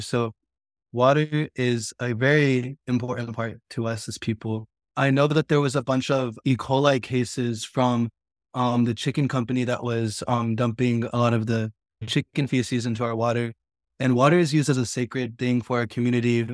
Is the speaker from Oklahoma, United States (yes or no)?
yes; Stilwell, Oklahoma, United States; I grew up on the Cherokee Reservation, more specifically Stillwell, Oklahoma, which is in northeast Oklahoma.